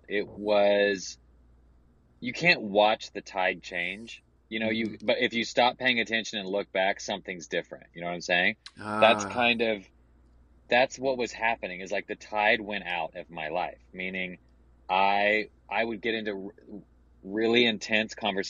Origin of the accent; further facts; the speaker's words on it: the South, United States; growing up in the South, gay, evangelical